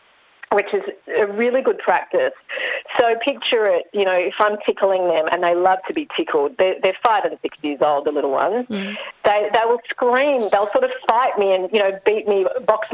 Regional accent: Melbourne, Victoria, Australia; I'm from Melbourne

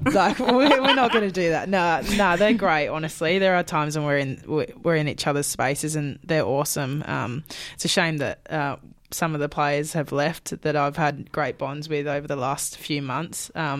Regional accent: Perth, Western Australia, Australia; moved away as an adult; now in Brisbane, Australia; And I moved from Perth to Brisbane at 19, which is a huge move

